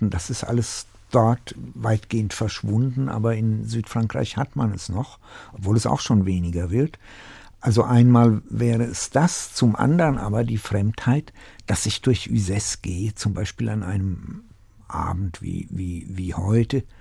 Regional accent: Tachov, Plzeň Region, Czechia; born there; eine Kleinstadt, die mich in vielem sogar an meinen Geburtsort in Böhmen erinnert. Äh, Tachau.

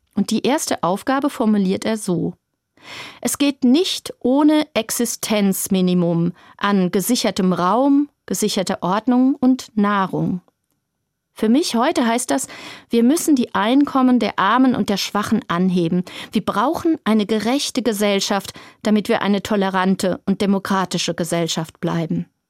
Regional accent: Germany; bei uns in Deutschland

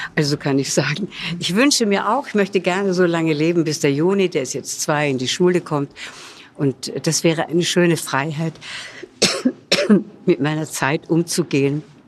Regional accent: Vienna, Austria; moved away as an adult; also born or lived in Hollywood; now in Munich, Germany; meiner Heimatstadt Wien

